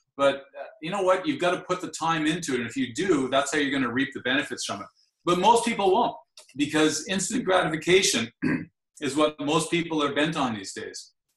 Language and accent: English; Ottawa, Ontario, Canada; I'm from Ottawa